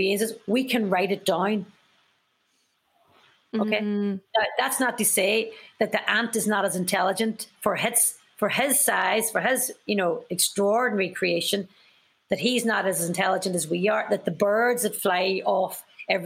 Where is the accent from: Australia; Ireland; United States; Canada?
Ireland; as Irish people